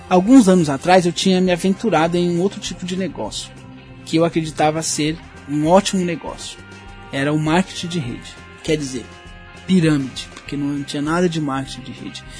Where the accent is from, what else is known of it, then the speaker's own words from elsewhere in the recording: São Paulo, Brazil; eu sou de São Paulo